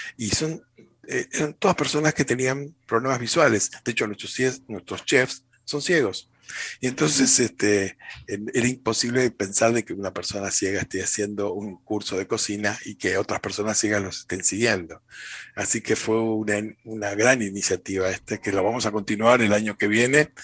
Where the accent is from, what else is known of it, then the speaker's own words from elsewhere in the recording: Argentina; en Argentina, desde las cataratas del Iguazú, en el norte de nuestro país